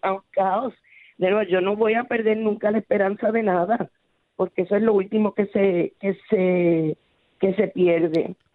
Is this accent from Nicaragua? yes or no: no; Puerto Rico; como puertorriqueño